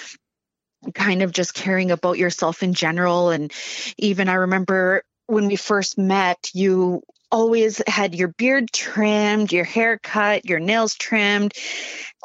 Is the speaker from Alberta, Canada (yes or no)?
no; Prince George, British Columbia, Canada; moved away as an adult; also born or lived in Vancouver; growing up in Prince George